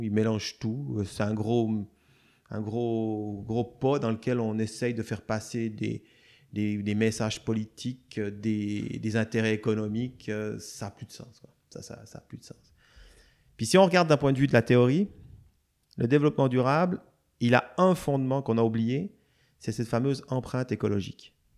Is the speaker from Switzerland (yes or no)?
yes; Switzerland; moved away; je viens de Suisse